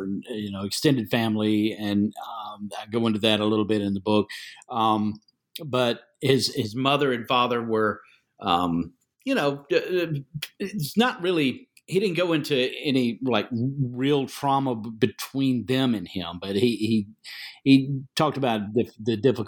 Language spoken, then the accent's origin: English; North Carolina, United States; I grew up Southern Baptist in North Carolina, so I grew up with the Southern gospel.